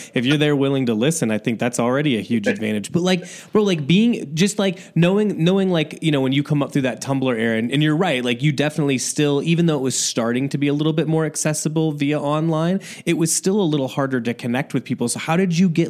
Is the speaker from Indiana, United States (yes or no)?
yes; Indiana, United States; I grew up in Indiana